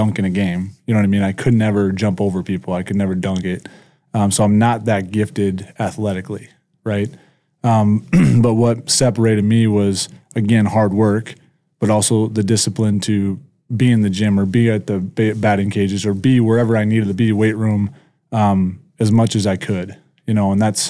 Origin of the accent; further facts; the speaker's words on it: Illinois, United States; moved away as an adult; also born or lived in South Dakota; now in Brandon, United States; I grew up in Illinois.